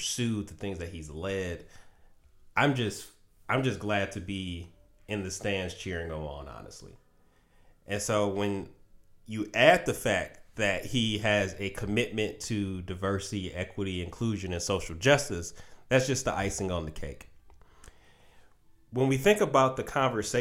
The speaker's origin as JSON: {"language": "English", "town": "Detroit", "region": "Michigan", "country": "United States", "tie": "born or raised there", "said": "my hometown, the Detroit Pistons"}